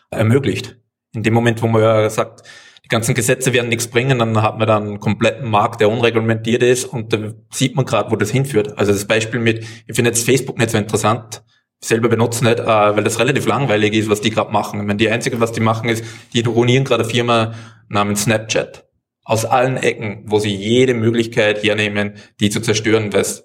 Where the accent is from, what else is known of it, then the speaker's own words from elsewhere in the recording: Austria; Ich komme aus Österreich, wir haben Steuerlöcher für die Deutschen.